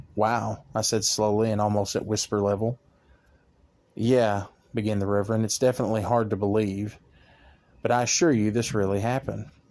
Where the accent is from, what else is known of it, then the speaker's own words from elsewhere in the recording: Arkansas, United States; my home state of Arkansas